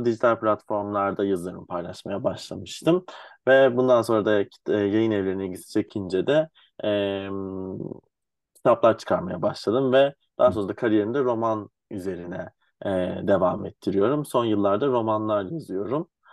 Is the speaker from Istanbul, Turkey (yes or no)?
yes; Istanbul, Turkey; Ben 7 Ağustos 95 İstanbul doğumluyum.